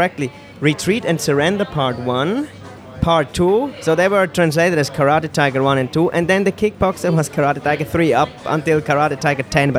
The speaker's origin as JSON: {"language": "English", "region": "Zurich", "country": "Switzerland", "tie": "born or raised there", "second_language": "English", "said": "But I'm Swiss. I was really like grown up the Swiss style, but they always treat me as I'm not from Switzerland, so it was kind of weird, and I never really had the identity to where I'm really from. I come from outside Zurich, like a smaller place."}